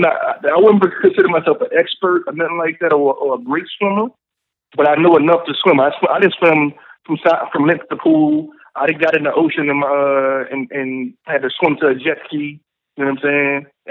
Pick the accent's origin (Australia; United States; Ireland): United States; New Orleans, Louisiana; I'm from New Orleans.